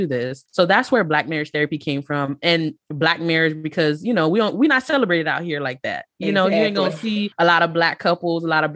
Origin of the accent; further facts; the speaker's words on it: Miami, Florida, United States; now in North Florida, United States; I'm originally from Miami